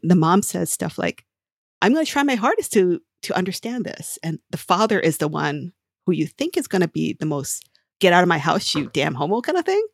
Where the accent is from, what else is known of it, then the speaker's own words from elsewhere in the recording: Hawaii, United States; I grew up in Hawaii